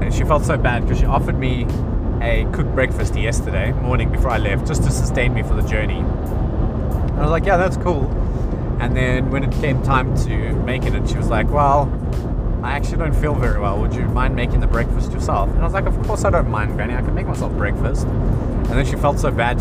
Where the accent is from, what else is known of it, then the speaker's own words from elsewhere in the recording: South Africa; moved away as an adult; now in England; I was brought up in South Africa